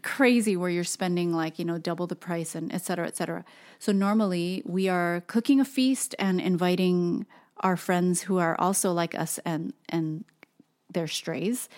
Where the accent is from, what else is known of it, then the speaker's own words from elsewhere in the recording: Hawaii, United States; moved away; being born and raised in Hawaii, everything is about food